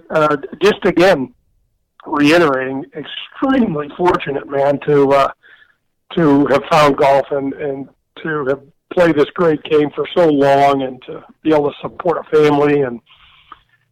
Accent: St. Louis, Missouri, United States; I grew up in North County in St. Louis.

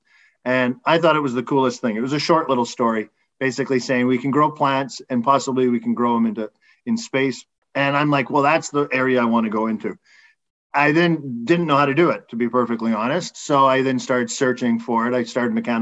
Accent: a small town outside of Edmonton, Alberta, Canada; moved away as an adult; now in Montreal, Canada; I grew up in a small town outside of Edmonton in Alberta.

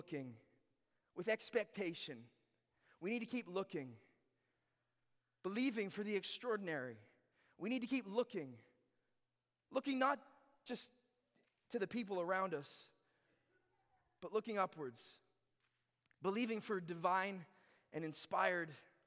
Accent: Ontario, Canada; moved away; I was born in Ontario and then I moved here

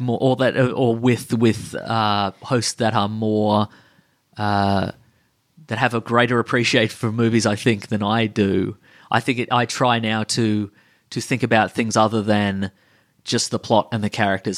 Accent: Australia; we're from Australia

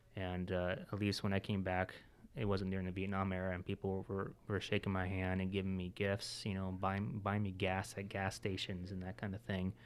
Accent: Washington, United States; moved away as an adult; also born or lived in Florida; I'm from Washington, and so I had no family, no, no friends

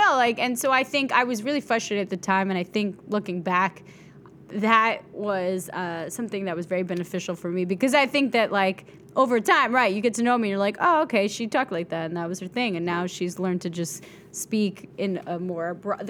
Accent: Bronx, New York, United States; I came from the Bronx. I'm an educated mofo.

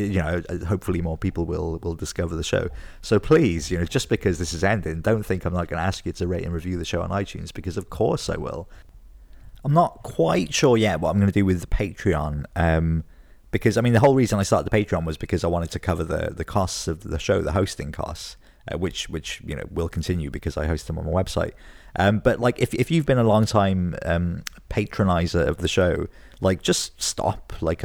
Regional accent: Wales, United Kingdom; now in Scotland, United Kingdom; Like, I've been here like 12 years now, and I'm from Wales originally, like South Wales, but I do love it here.

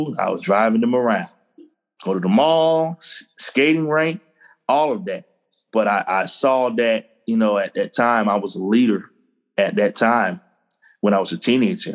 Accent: Cross, South Carolina, United States; moved away as an adult; also born or lived in Eadytown, South Carolina / Charleston, South Carolina / Columbia, South Carolina; now in Nashville, United States; growing up in Cross, South Carolina, in the big city of Cross, South Carolina, where I went to high school. But I'm a native of Edytown, South Carolina.

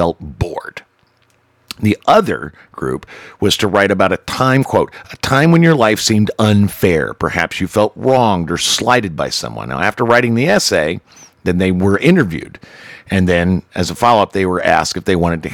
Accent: the South, United States; I'm Irish and born in the South

